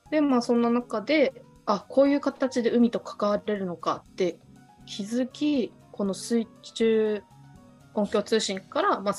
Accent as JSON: {"language": "Japanese", "region": "Okinawa", "country": "Japan", "tie": "born or raised there", "said": "私もともとやっぱ沖縄出身で海好きなので"}